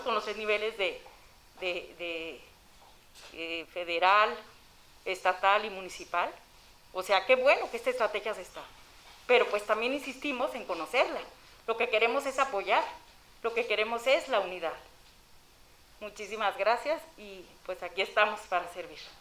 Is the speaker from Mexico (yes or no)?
yes; Ciudad Juárez, Chihuahua, Mexico; Yo soy originaria de Juárez, yo creo de las pocas. Soy originaria, amo mi ciudad, siempre he estado aquí.